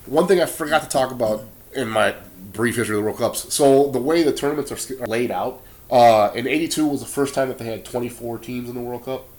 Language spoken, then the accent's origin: English; Brazil; now in Wisconsin, United States; I'm from Brazil.